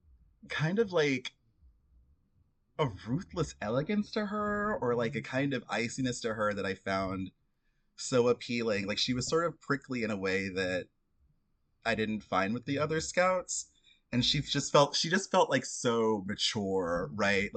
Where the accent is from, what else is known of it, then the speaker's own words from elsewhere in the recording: Florida, United States; I was like a Black queer kid growing up in Florida